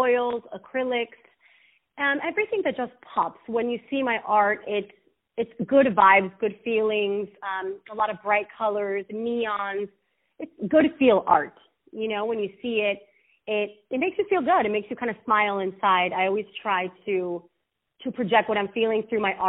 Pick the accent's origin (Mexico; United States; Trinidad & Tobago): Mexico; Los Mochis, Sinaloa; I'm from Los Mochis, Sinaloa.